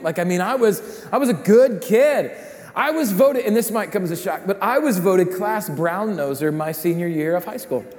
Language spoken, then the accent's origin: English; Rapid City, South Dakota, United States; I grew up in Rapid City, South Dakota